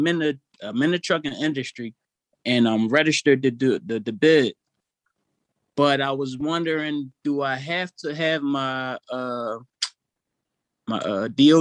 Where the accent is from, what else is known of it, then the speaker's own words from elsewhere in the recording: Philadelphia, Pennsylvania, United States; I joined EYL. I'm from Philly too